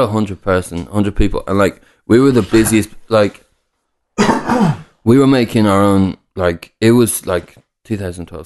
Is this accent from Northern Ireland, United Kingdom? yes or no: no; Newcastle upon Tyne, North East England, United Kingdom; also born or lived in Dublin; I was born in Newcastle